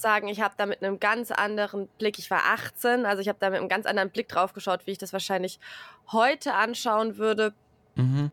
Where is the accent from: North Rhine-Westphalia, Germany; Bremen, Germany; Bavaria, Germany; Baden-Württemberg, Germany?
Bavaria, Germany; a Bavarian village, Germany; moved away; also born or lived in Hesse; ich bin im bayerischen Dorf aufgewachsen